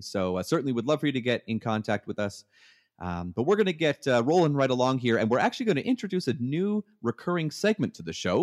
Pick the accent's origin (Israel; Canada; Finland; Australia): Canada; moved away as an adult; now in United States; I'm from Canada